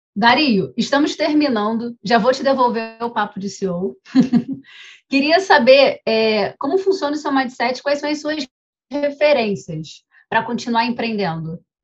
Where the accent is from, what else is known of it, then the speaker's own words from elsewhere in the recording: Rio de Janeiro, Brazil; a gente é carioca